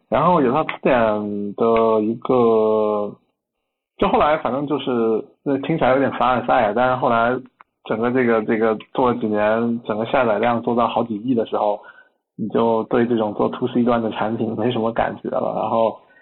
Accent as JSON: {"language": "Chinese", "town": "Nanning", "region": "Guangxi", "country": "China", "tie": "born or raised there", "said": "我的老家是在广，广西南宁，西南， 边陲小城"}